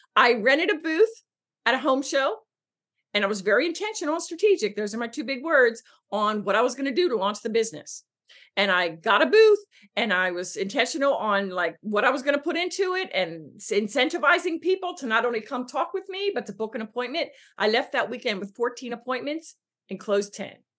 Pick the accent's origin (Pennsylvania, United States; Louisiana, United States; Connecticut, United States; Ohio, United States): Pennsylvania, United States; Philadelphia; I'm born and raised on the East in Philly